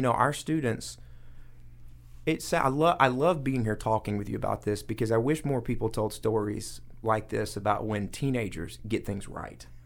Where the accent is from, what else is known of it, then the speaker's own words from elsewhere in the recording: Coweta County, Georgia, United States; I grew up in Coweta County